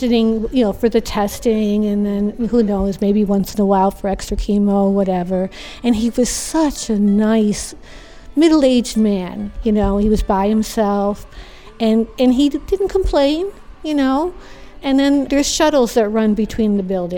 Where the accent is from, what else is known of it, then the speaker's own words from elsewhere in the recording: New York, United States; moved away as an adult; now in Florida, United States; I'm from the North. I'm from New York